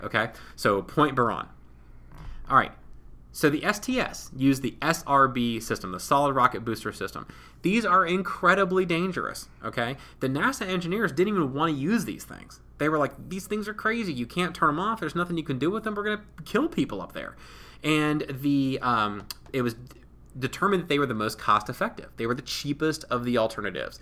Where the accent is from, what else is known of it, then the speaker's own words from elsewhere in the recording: Ohio, United States; I'm from Ohio.